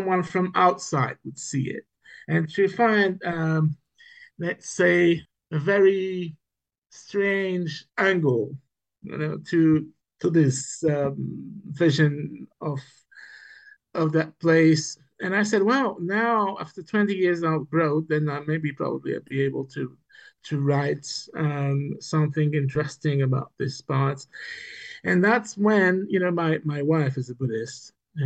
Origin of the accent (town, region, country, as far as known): Niort, Nouvelle-Aquitaine, France; born or raised there; English is a second language; moved away as an adult; also born or lived in Berlin; now in Barcelona, Spain